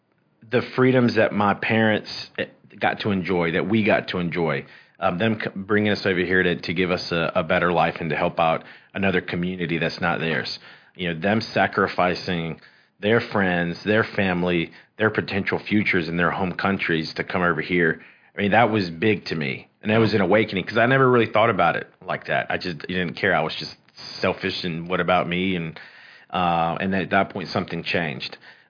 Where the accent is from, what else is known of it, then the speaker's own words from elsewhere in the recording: Columbia, South Carolina, United States; also born or lived in Mexico; My dad's from Mexico. My mom's from Nicaragua. They met in Texas at a seminary. And they were called to start a Hispanic church in Columbia, South Carolina. And so we came over when I was 4 years old.